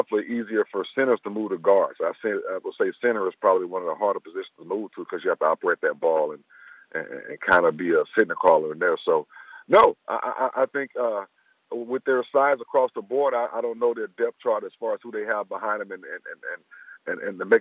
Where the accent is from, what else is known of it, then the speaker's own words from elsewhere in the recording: Tallahassee, Florida, United States; We're both from Tallahassee, Florida. I went to high school with each other.